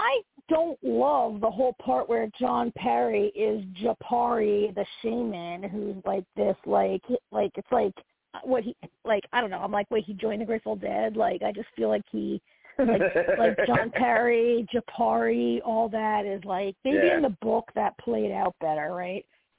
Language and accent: English; New Jersey, United States; I'm from Jersey